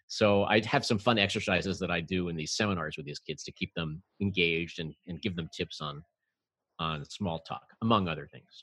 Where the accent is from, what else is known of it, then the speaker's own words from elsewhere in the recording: New York City, New York, United States; I'm a native New Yorker